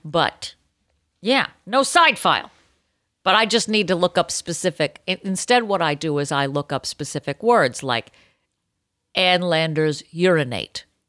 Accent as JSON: {"language": "English", "town": "Boston", "region": "Massachusetts", "country": "United States", "said": "I'm Boston Irish."}